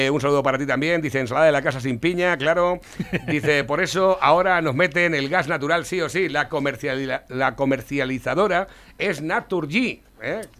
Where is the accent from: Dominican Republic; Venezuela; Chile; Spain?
Spain; Socuéllamos, Castilla-La Mancha; Navarro, mira, yo soy de Socuellamos y mi mujer tuvo que ir a hacerse la mamografía a una clínica privada en Tomelloso ya hace tres meses.